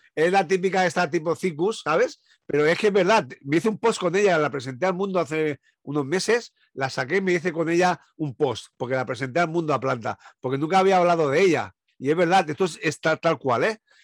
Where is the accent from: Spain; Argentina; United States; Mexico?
Spain; Sant Antoni de Portmany, Balearic Islands; yo soy de Ibiza